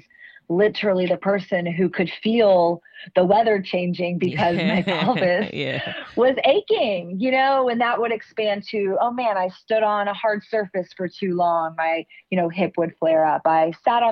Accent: Austin, Texas, United States; growing up in Austin, we are coined the live music capital of the world.

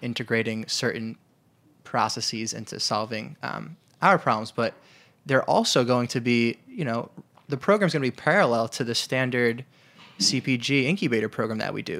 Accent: New York, United States; also born or lived in Detroit; I'm originally from New York

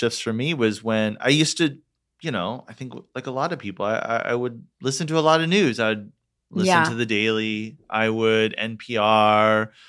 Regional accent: Orlando, Florida, United States; moved away as an adult; also born or lived in Detroit, Michigan / Atlanta, Georgia; now in Los Angeles, United States; It's called Orlando, Florida. I was born in Detroit, grew up, like did middle school, high school in Orlando.

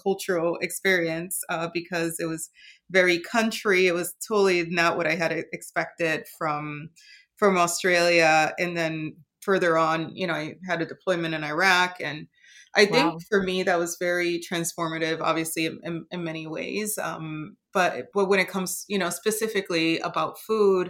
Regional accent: Puerto Rico; moved away; also born or lived in Okinawa; where I grew up in Puerto Rico

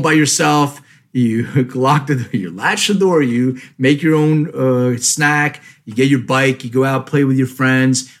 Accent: Philadelphia, Pennsylvania, United States; moved away; I grew up in Philly

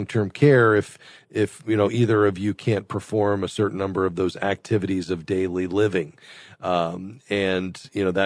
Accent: Fort Lauderdale, Florida, United States; my hometown, Fort Lauderdale, Florida

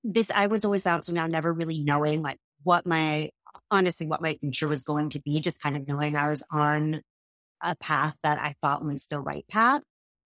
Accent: Massachusetts, United States; I grew up in Massachusetts.

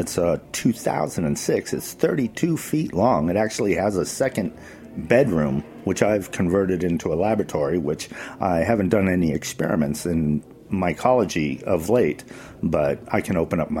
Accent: United States; I grew up all around in rural America, so I spent most of my childhood without television

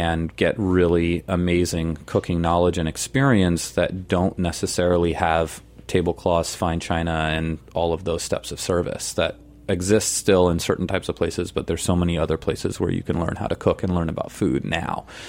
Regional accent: San Francisco, California, United States; moved away as an adult; also born or lived in Europe / Hawaii; now in New York, United States; I was raised there and I spent my early years there and I left when I was 18

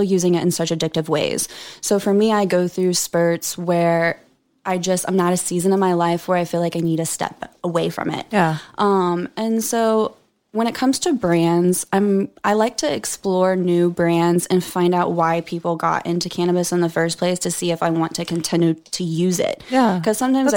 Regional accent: Oklahoma, United States; born or raised there; moved away as an adult

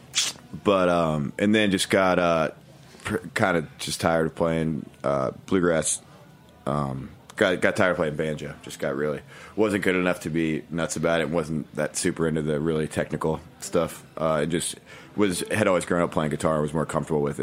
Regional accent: New Hampshire, United States; also born or lived in Virginia; now in Brooklyn, United States; I grew up in New Hampshire and then lived in Virginia for 10 years.

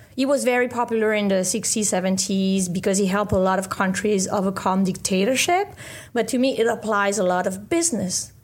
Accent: France; moved away as an adult; also born or lived in Caribbean / London; I studied biomedical engineering in France, where I was born

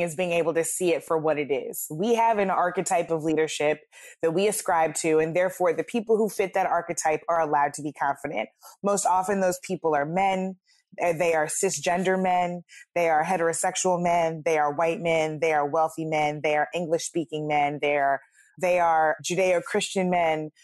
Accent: St. Louis, Missouri, United States; my hometown of Saint Louis

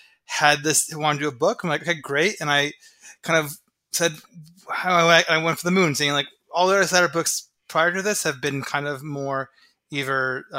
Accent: Delhi, New York, United States; my hometown of Delhi, New York, up in the Catskill Mountains.

